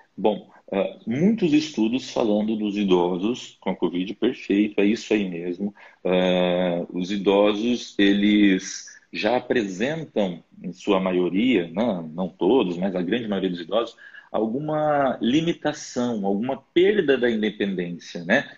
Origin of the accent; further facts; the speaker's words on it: interior of Pará, Brazil; moved away; eu sou lá do interior do Pará